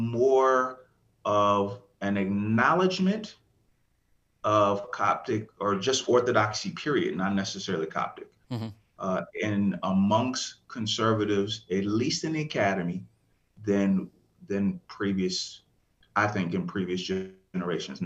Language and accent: English; Rochester, New York, United States; now in Atlanta, United States; I'm from Rochester, New York.